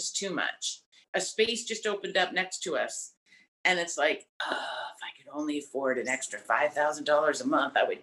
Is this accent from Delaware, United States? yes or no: yes; Delaware, United States; moved away as an adult; now in New York City, United States; I was born in Delaware in a trailer park right outside the Dover Air Force Base.